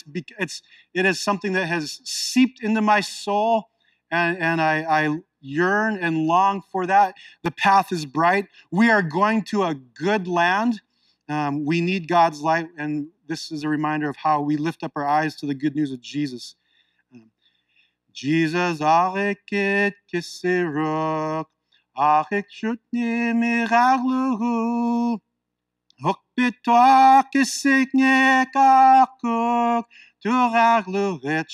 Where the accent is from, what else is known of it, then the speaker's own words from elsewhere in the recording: Unalakleet, Alaska, United States; also born or lived in Oklahoma; I grew up in a small little village, an Eskimo village on the shores of the Bering Sea, the Norton Sound, Unalakleet, Alaska